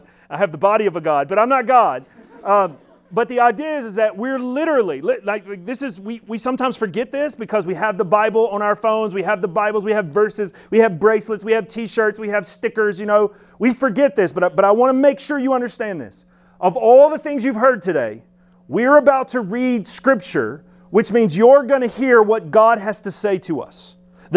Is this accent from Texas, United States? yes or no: no; Alabama, United States; I'm from Alabama, but don't worry, we had shoes there